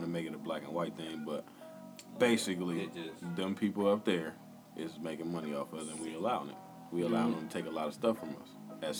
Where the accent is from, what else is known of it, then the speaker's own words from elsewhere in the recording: Chicago, Illinois, United States; now in Peoria, United States; I'm from Chicago, but I've been living Peoria.